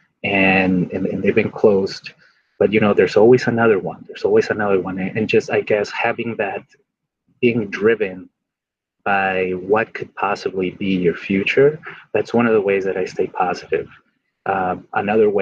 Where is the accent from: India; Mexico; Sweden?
Mexico; now in United States; I grew up in Mexico